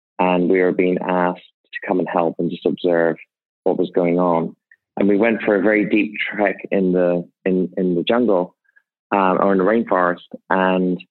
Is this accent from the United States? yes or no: no; Ireland; moved away; I grew up in Ireland to extremely poor parents.